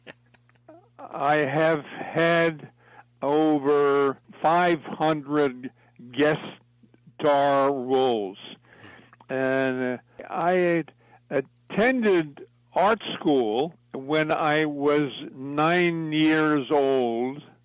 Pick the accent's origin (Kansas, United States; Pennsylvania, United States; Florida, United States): Pennsylvania, United States; Philadelphia; moved away; it starts at my childhood, uh, growing up in South Philly